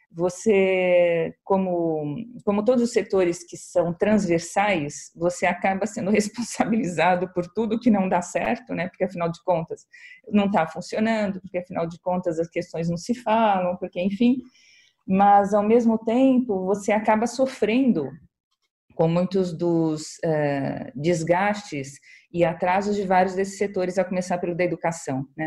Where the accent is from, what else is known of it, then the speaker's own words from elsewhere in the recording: São Paulo, Brazil; eu agradeço como paulistana